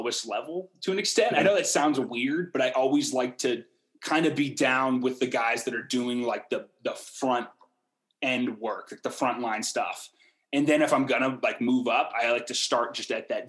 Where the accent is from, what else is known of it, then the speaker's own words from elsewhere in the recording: Portland, Oregon, United States; moved away as an adult; now in Salt Lake City, United States; I grew up in Portland, as I've told you guys, I still have a bunch of family there